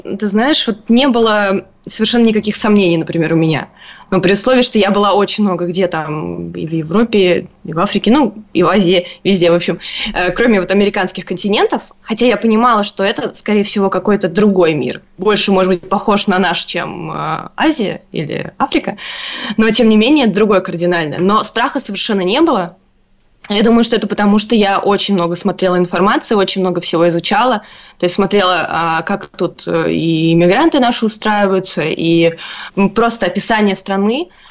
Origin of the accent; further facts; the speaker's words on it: Moscow, Russia; moved away as an adult; now in Canada; я родилась и выросла в Москве